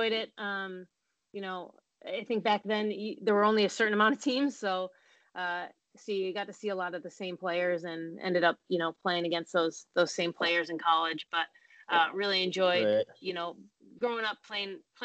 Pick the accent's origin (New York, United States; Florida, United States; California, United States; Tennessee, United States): New York, United States; Syracuse; also born or lived in Niagara; we grew up in Syracuse